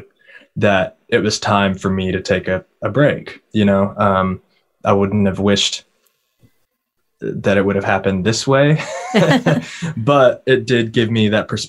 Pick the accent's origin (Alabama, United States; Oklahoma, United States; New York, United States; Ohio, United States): Oklahoma, United States; Purcell; now in Nashville, United States; it's a small town in the middle of Oklahoma. You know, I spent my entire childhood there